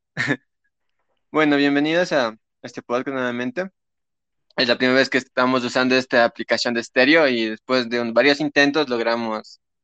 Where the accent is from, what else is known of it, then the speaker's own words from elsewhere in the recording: Ecuador; somos ecuatorianos